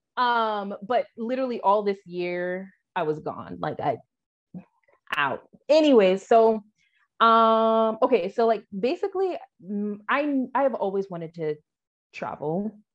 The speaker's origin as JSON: {"language": "English", "region": "Washington", "country": "United States", "also_born_or_lived": "Phoenix, Arizona", "moved": "as an adult", "lives_now": "Sierra Leone", "said": "I'm from Washington"}